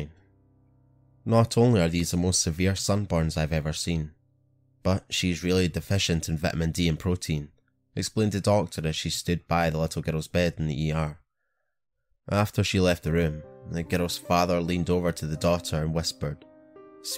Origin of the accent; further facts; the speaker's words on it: Scotland, United Kingdom; I'm your Scottish host